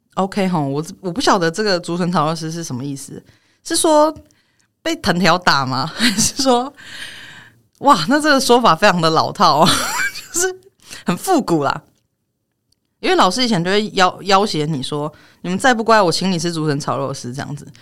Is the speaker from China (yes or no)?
no; Taiwan; 我从小到大，这我在台湾出生长大的，我国文课本是念康轩的